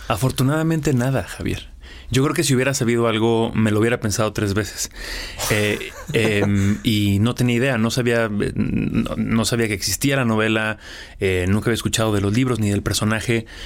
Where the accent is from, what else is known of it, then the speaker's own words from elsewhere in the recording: Aguascalientes, Mexico; moved away; also born or lived in Mexico City, Mexico / Los Angeles, United States; Yo soy de Aguascalientes, tengo viviendo en la Ciudad de México 20 años, viviendo en Los Ángeles otros 5